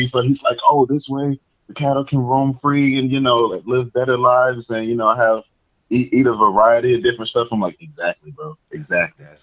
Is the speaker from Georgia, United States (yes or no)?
yes; Georgia, United States; now in Arizona, United States; I just recently moved out here to Arizona. Yeah. You know, I'm saying from Georgia. So yeah, shout, shouts to the South, both